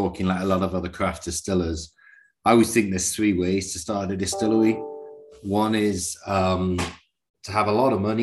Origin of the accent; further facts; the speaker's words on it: Newcastle upon Tyne, North East England, United Kingdom; moved away as an adult; now in Santa Fe, United States; You can probably tell by my accent, I'm from somewhere completely different, Northern England, Newcastle upon Tyne.